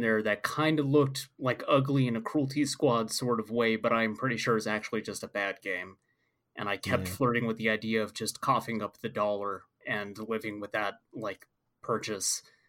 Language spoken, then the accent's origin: English; Oregon, United States; moved away; I came from Oregon.